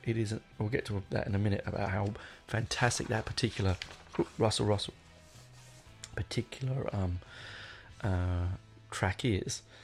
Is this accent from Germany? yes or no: no; England, United Kingdom; I'm an Englishman